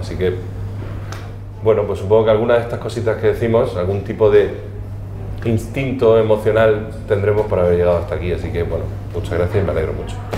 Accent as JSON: {"language": "Spanish", "region": "Region of Murcia", "country": "Spain", "said": "como murcianos que somos, quien más, quien menos, tenemos una conexión especial con con el Mar Menor"}